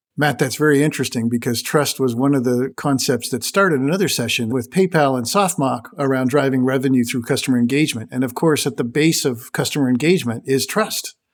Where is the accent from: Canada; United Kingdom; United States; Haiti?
Canada; As a Canadian myself